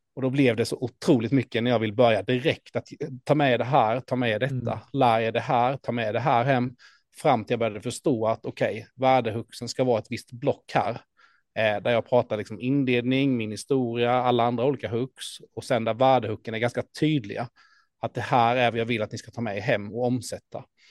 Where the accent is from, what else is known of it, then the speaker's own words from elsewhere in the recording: Ljungby, Kronoberg County, Sweden; i Ljungby, min hemstad